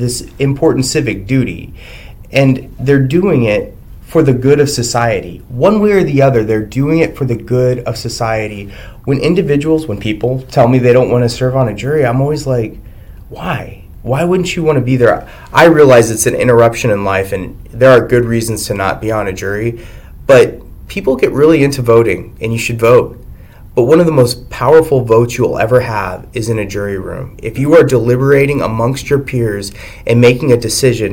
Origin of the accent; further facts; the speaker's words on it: Texas, United States; moved away as an adult; also born or lived in El Paso, Texas / Arizona; now in Washington, United States; I'm from Texas, and we're big into the Second Amendment